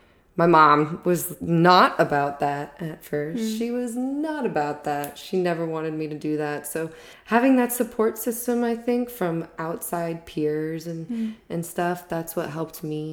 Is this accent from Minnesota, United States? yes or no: no; Texas, United States; also born or lived in Florida; I grew up in Texas / Florida. I got into acting early on.